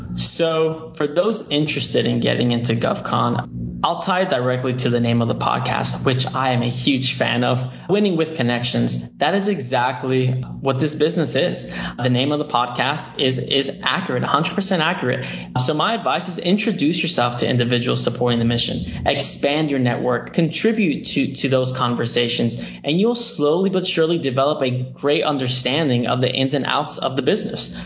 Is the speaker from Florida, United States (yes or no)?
yes; Miami, Florida, United States; I am a first generation American, born and raised in Miami, Florida